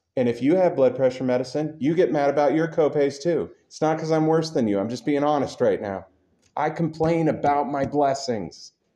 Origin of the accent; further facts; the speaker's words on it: United States; I'm an American